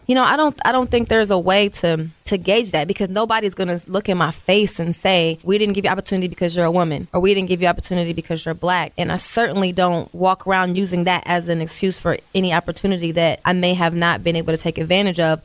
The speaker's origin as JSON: {"language": "English", "town": "Columbus", "region": "Ohio", "country": "United States", "tie": "born or raised there", "said": "I grew up in Columbus"}